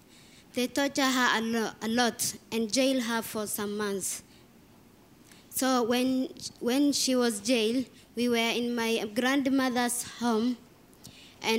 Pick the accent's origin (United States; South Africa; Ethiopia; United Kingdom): Ethiopia; now in Kakuma, Kenya; I'm in Form 1. I'm Ethiopian by nationality.